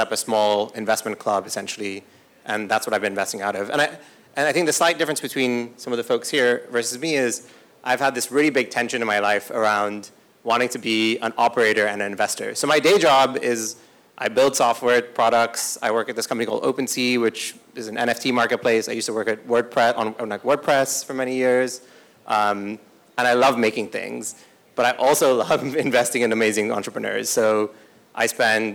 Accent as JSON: {"language": "English", "country": "Kenya", "tie": "born or raised there", "said": "I grew up in Kenya"}